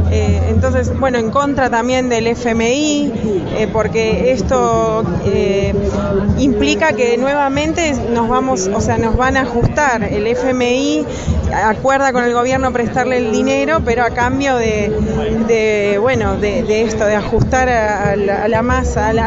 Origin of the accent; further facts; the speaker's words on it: Ramos Mejía, Buenos Aires Province, Argentina; soy del distrito de La Matanza, de la localidad de Ramos Mejía.